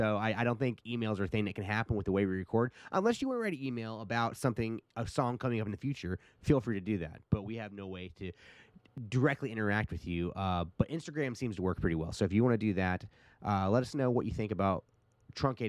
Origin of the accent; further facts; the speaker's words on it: United States; I'm American